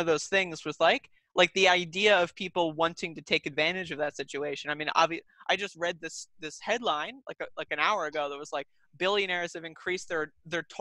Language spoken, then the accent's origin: English; United States; as an American